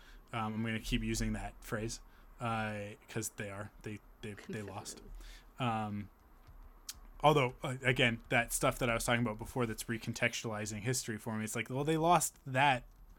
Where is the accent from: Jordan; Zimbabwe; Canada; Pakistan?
Canada; We're Canadian.